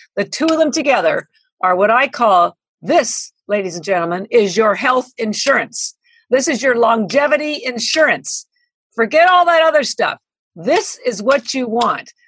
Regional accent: Canada; now in Boston, United States; I'm Canadian by birth. I've lived in Boston 33 years

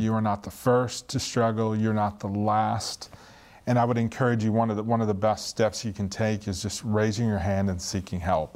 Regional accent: Northeast, United States; I'm from the Northeast, really loud, obnoxious

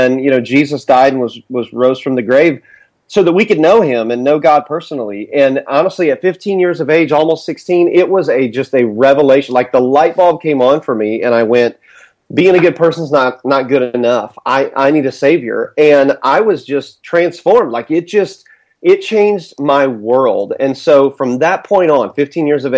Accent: Indiana, United States; born and raised in the Midwest in Indiana

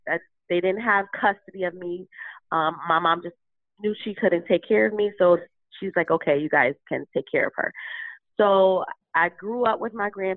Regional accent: Bridgeport, Connecticut, United States; I'm from Bridgeport, Connecticut

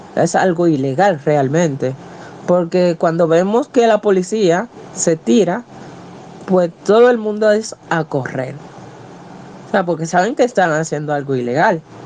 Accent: Dominican Republic; a pura cepa, de pura cepa, dominicana al 100%

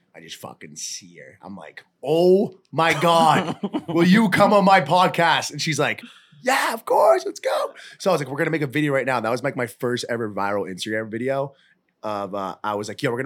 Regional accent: Hingham, Massachusetts, United States; also born or lived in Arizona; I'm from Hingham, Massachusetts, South Shore.

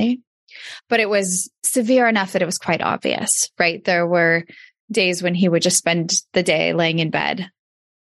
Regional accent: Redding, California, United States; also born or lived in Davis, California; where I grew up in Redding, California

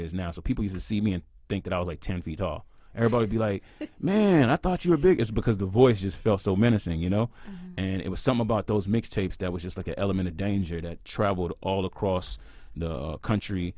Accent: Houston, Texas, United States; I'm from Houston, Texas, and you know, I grew up just like any other kid

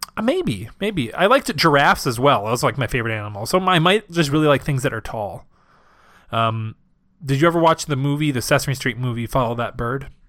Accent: Wisconsin, United States; because I'm from Wisconsin

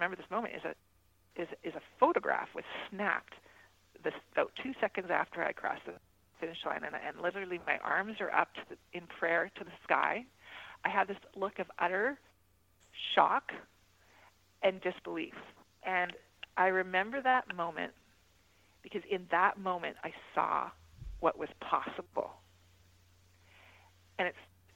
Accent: Mississauga, Ontario, Canada; my hometown of Mississauga

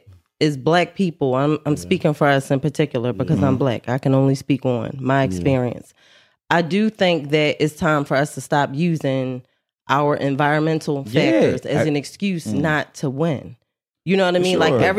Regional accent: Philadelphia, Pennsylvania, United States; I'm from Southwest and South Philly. It's a long story, but yeah, that's what I claim.

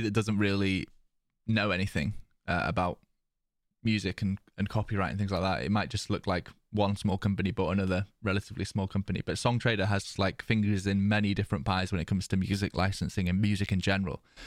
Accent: United Kingdom; being British

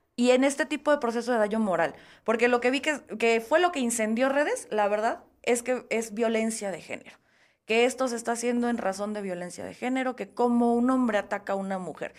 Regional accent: Oaxaca, Mexico; como oaxaqueño

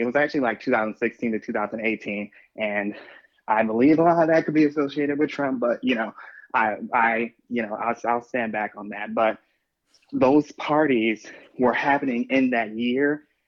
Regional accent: Chicago, Illinois, United States; I am from Chicago

